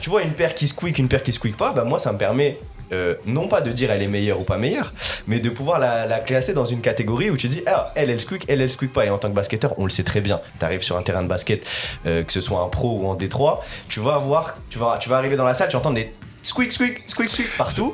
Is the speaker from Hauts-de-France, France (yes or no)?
yes; Lille, Hauts-de-France, France; je suis originaire du Nord et je viens de Lille et j'habite encore euh, du côté de Lille.